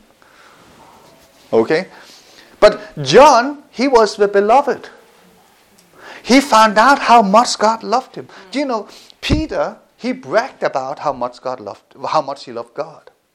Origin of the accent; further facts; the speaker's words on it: Denmark; I grew up in Denmark